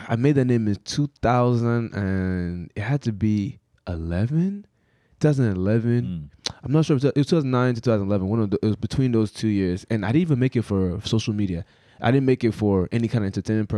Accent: Lagos, Nigeria; now in United States; I was born in Lagos.

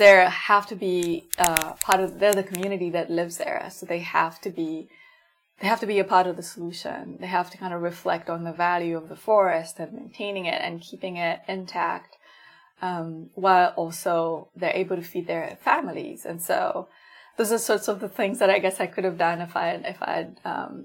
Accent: Kampala, Central Region, Uganda; I grew up in Kampala, and my family is not wealthy or anything like

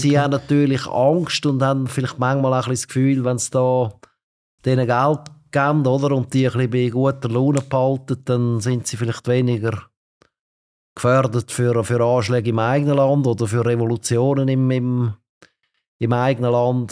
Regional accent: Switzerland; als Schweizer

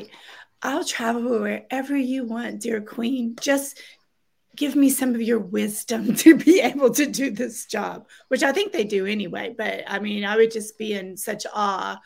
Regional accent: United States; As an American outsider

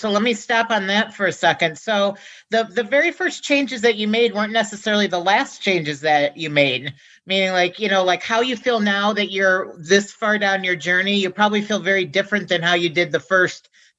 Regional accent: Midwest, United States; I'm from the Midwest, mm-hmm. They say pop.

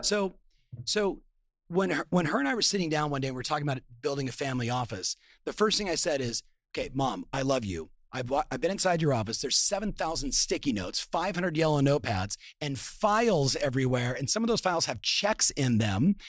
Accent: Southern California, United States; I'm born and raised in Southern California

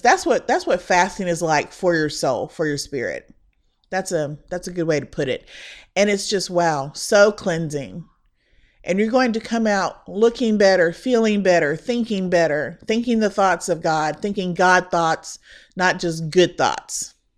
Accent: Indiana, United States; now in Texas, United States; The church that I was raised in back in Indiana

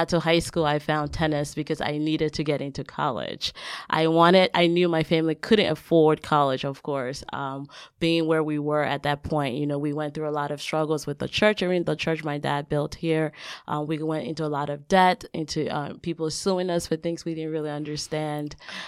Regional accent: Liberia; But I actually grew up in West Africa. I'm from Liberia, West Africa. That's where I was born. My parents were pastors, so I had the opportunity to travel throughout West Africa mostly.

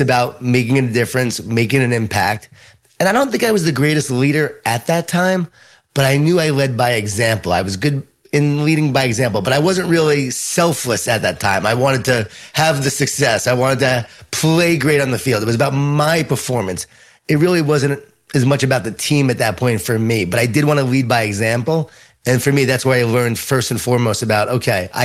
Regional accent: Long Island, New York, United States; born or raised there

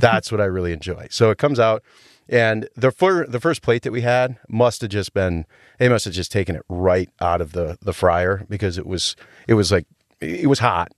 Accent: Rhinelander, Wisconsin, United States; my hometown of Rhinelander

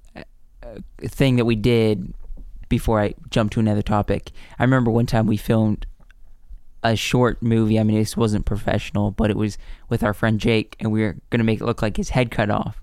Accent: the South, United States; also born or lived in the North (Pennsylvania); we grew up in the South

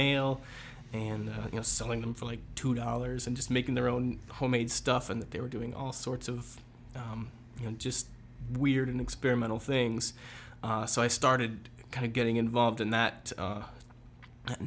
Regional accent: Waterloo, Iowa, United States; I grew up in Waterloo

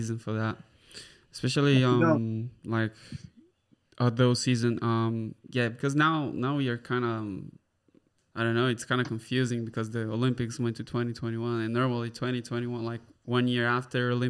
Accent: Brazil

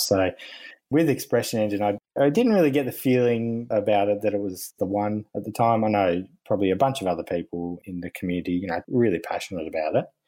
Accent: Tasmania, Australia; moved away as an adult; back with my wife to where we grew up in Tasmania, which is the little island down the bottom of Australia

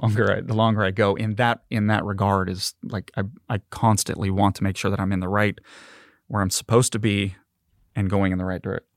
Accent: Marina, California, United States; now in Mississippi, United States; I was born and raised in Marina, California.

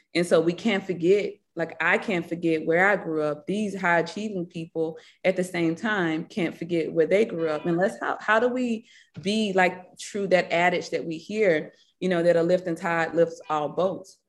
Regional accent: Batesville, Mississippi, United States; accent: Mississippi; also born or lived in Marks, Mississippi; now in Atlanta, United States; the life I, you know, had growing up in Batesville, Mississippi

